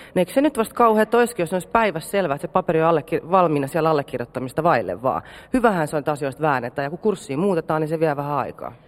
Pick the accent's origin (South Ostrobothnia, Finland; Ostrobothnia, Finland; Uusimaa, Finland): Uusimaa, Finland; Helsinki; mä oon stadilainen